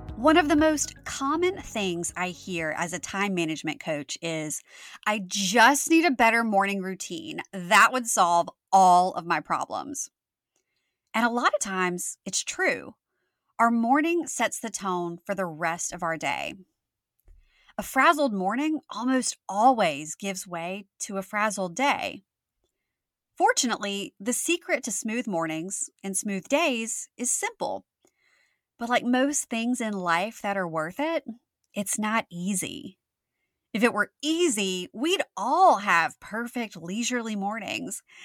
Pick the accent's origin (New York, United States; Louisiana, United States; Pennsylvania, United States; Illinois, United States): Louisiana, United States; my home state of Louisiana